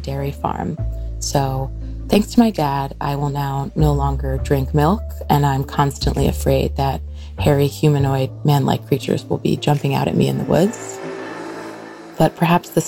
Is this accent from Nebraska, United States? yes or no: no; New York City, New York, United States; also born or lived in Mohegan Lake, New York; Growing up, I'm from New York City